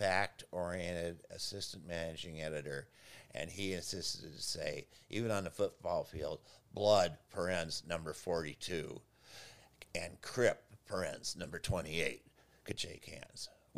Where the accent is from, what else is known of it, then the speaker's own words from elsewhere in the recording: Evanston, Illinois, United States; And I grew up in Evanston, north of Chicago, and we would play in alleys because there really weren't a lot of parks around.